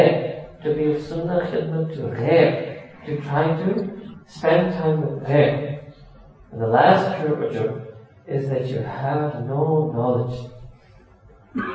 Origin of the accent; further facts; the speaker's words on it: New York, United States; moved away as an adult; also born or lived in Pakistan; born and raised in New York